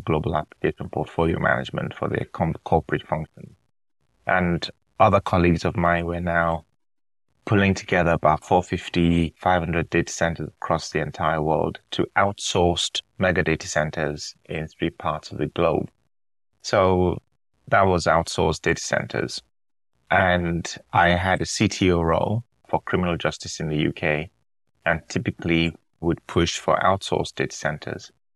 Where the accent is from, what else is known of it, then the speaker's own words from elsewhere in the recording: Nigeria; moved away; also born or lived in United Kingdom; I was born in Nigeria, Nigerian dad, British mom